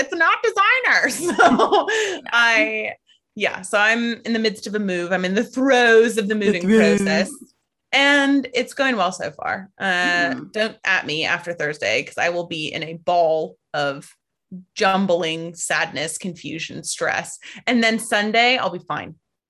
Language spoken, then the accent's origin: English; United States; Just waiting for the day when people stop immediately realizing that I'm from the States.